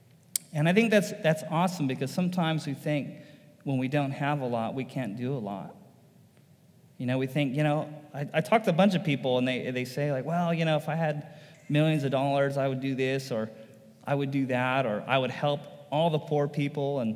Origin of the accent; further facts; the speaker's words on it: United States; why am I an American? And I almost felt bad for being an American